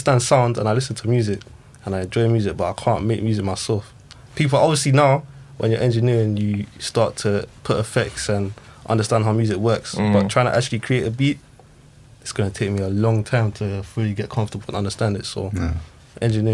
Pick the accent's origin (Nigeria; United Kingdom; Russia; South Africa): United Kingdom; England; I'm half English, half Zimbabwean